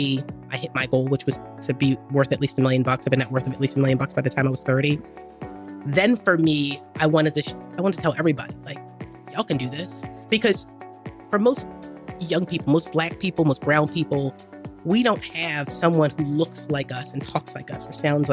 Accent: Philadelphia, Pennsylvania, United States; So I'm born and raised in Philly, South Philly.

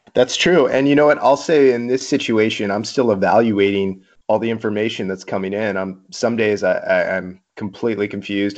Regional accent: Mission Viejo, California, United States; I grew up in Mission Viejo, a missionite, an inland kid

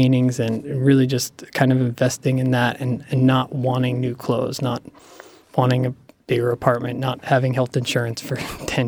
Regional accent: Cranford, New Jersey, United States; My hometown, Cranford, New Jersey

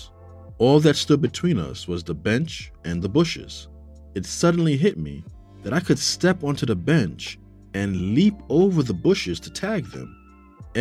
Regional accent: New York City, New York, United States; I grew up in New York City. I lived in a part of the Bronx called Castle Hill

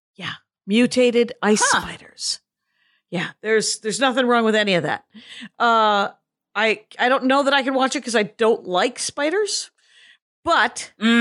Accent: Milwaukee, Wisconsin, United States; my hometown. It's from Milwaukee

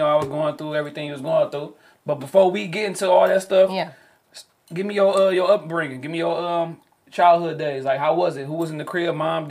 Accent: Detroit, Michigan, United States; I love east side. I'm from the east side.

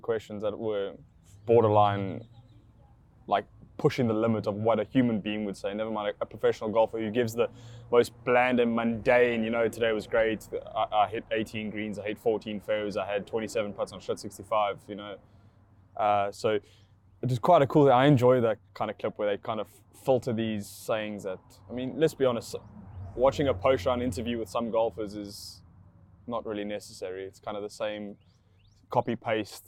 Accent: South Africa; I'm from South Africa

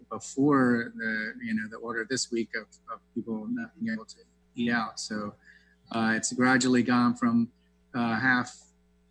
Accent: the South, United States; moved away as an adult; now in Seattle, United States; I grew up in the South and like I said in the bio, I made biscuits with my grandmother

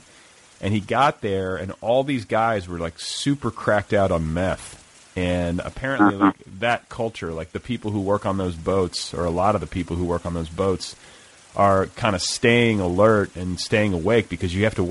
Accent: Indianapolis and Milwaukee, Midwest, United States; I come from the Midwest, and a lot of those cities seem sort of interchangeable. I was raised in Indianapolis and Milwaukee

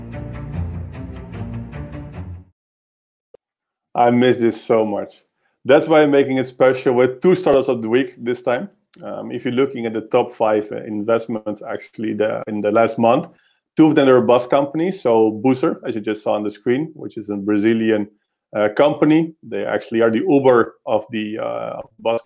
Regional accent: Netherlands; moved away; I'll go back to my hometown, to the Netherlands

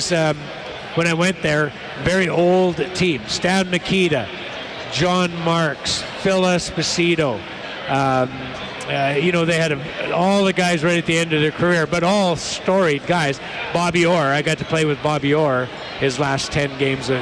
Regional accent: Cold Lake, Alberta, Canada; moved away; also born or lived in Red Deer; My folks are in Red Deer, and you know, I was born in Cold Lake, so to come back to Alberta

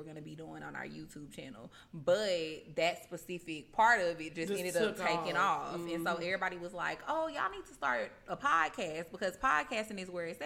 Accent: Houston, Texas, United States; moved away as an adult; now in Atlanta, United States; I'm from Houston.

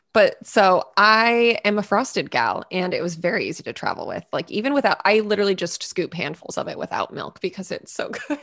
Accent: New England, United States

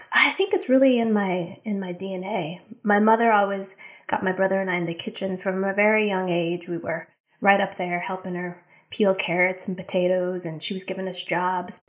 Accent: United States; also born or lived in Japan; being American in another country

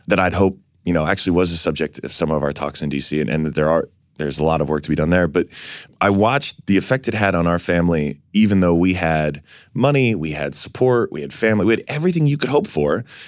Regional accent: New York City, New York, United States; I was born down here in San Francisco's hospital here in New York

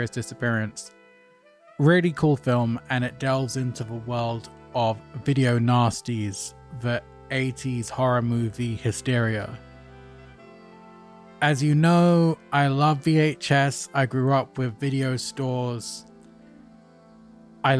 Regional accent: London, United Kingdom; a kid growing up in North London

